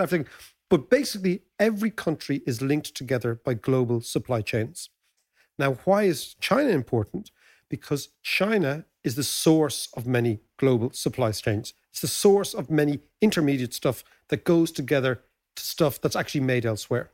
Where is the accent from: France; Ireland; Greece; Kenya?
Ireland; us as Irish people